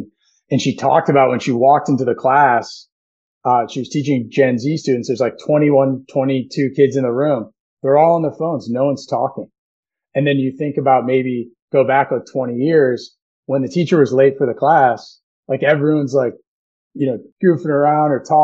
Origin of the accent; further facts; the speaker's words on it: United States; we're American